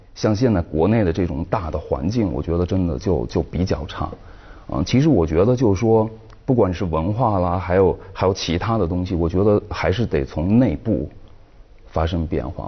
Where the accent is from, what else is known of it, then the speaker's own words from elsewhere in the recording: Shanxi, China; 像我是山西的